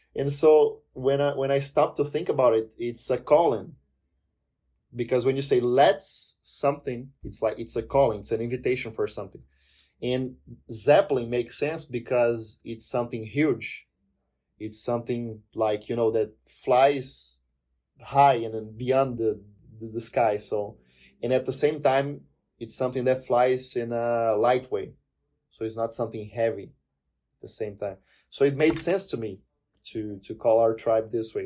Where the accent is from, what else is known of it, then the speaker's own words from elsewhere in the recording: Palmas, Tocantins, Brazil; English is a second language; moved away as an adult; now in Curitiba, Brazil; I'm originally from a place called Miracema do Tocantins. It's up north in Brazil, eh, the state of Tocantins. But I lived most of my life in the city of Palmas